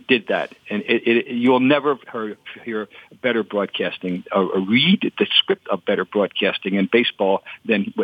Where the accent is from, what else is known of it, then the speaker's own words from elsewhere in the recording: New Jersey, United States; I grew up in New Jersey